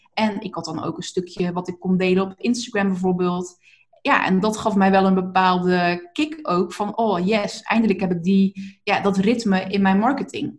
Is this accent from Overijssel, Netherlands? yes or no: no; Zeeland, Netherlands; accent: Zeeland; moved away; also born or lived in North Brabant; ik kom uit Zeeland en ik heb inderdaad maar wat gedaan toen ik in Brabant ging wonen